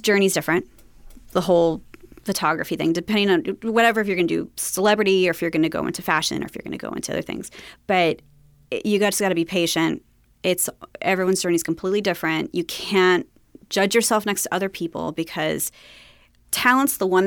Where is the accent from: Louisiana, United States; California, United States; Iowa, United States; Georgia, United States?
California, United States; Long Beach; I grew up in Long Beach